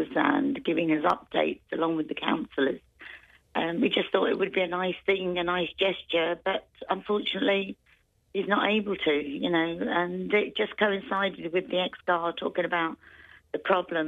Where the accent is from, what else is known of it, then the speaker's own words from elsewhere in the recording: Greece; moved away as an adult; also born or lived in London; now in Ireland; I was born in London, but lived in Greece all my life, but came back to Ireland, where my parents are from